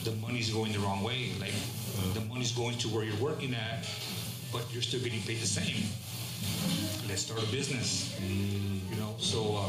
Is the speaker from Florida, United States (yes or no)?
no; Los Angeles, California, United States; moved away as an adult; also born or lived in Fontana; now in Upland, United States; growing up in South Central